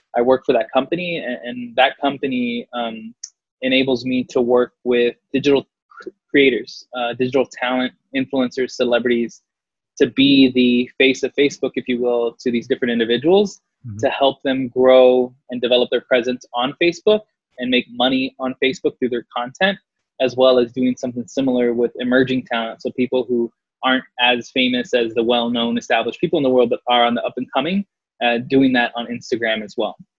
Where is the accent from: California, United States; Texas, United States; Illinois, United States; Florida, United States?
Texas, United States; San Antonio; moved away as an adult; now in Los Angeles, United States; I grew up predominantly on the South Side